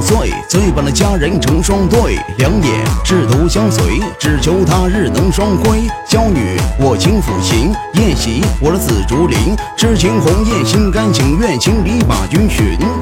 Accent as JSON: {"language": "Chinese", "region": "Shandong", "country": "China", "accent": "Northeastern (Dongbei) flavour, as others perceive it", "said": "我不是东北的，我是山东人，山东人"}